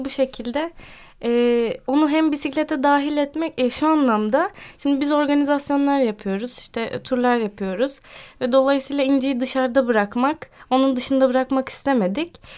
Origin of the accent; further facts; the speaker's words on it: Ankara, Turkey; now in Samsun, Turkey; 28 yaşındayım. Ankara doğumluyum.